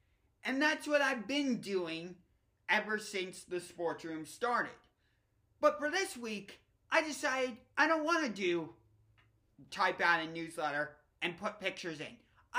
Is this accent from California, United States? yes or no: no; Cleveland, Ohio, United States; my hometown team, the Cleveland Indians.